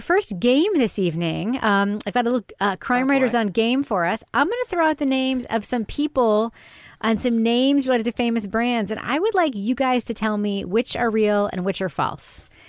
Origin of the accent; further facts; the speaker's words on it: United Kingdom; you're younger than me, you're smoother than me, more American than me. I'm British, so that's not hard to do.